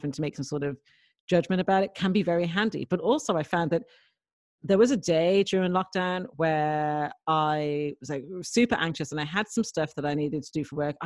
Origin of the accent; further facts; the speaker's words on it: Dublin, Leinster, Ireland; I was brought up in Dublin